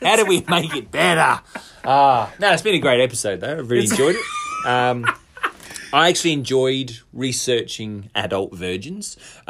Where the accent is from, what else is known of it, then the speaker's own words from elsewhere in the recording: United Kingdom; moved away; I went back to where I grew up in Sippenham